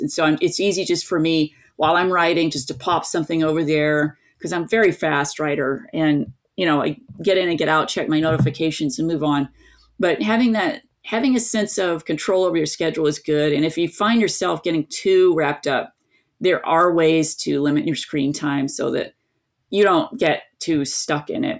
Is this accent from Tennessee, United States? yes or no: yes; East Tennessee, United States; I grew up in East Tennessee